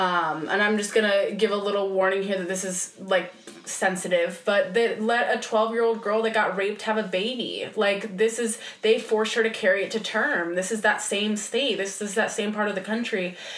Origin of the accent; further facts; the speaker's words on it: Midwest, United States; growing up in the Midwest and in a very religious part of the country, too, I was always told that different was wrong.